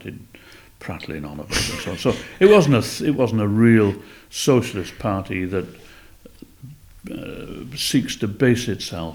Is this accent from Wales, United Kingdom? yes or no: yes; Cardiff, Wales, United Kingdom; I grew up in Llan Rhymney, you know, the big council estate on the eastern side of Cardiff